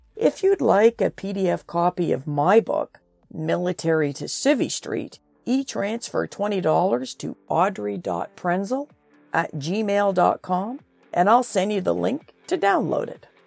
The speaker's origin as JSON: {"language": "English", "town": "Trenton", "region": "Ontario", "country": "Canada", "said": "I'm from Trenton, Ontario"}